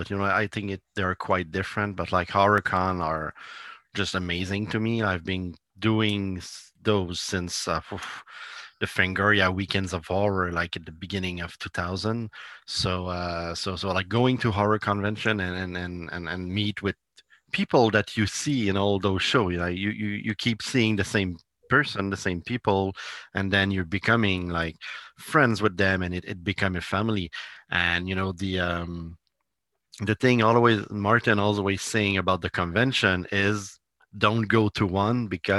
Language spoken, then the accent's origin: English; Italy; English is a second language; I can send you a copy because I'm from Italy, and like it's gonna be hard for you to get it